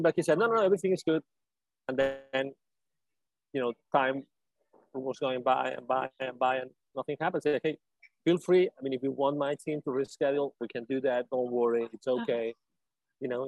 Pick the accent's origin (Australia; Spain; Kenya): Spain; English is a second language; moved away as an adult; also born or lived in Latin America / Mexico; now in United States; So I lived in Latin America myself, although I'm originally from Spain. I lived in Latin America for 10 years